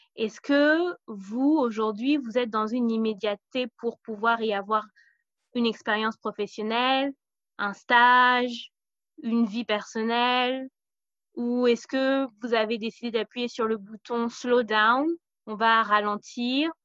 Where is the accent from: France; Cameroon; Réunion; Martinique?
Cameroon; moved away; on est originaire du Cameroun et du Burkina Faso